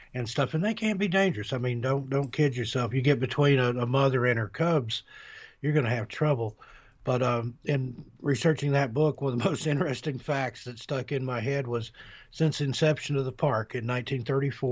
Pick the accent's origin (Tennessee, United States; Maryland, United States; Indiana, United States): Tennessee, United States; Knoxville; moved away as an adult; also born or lived in Las Vegas, Nevada; I grew up in East Tennessee, Knoxville, Oak Ridge area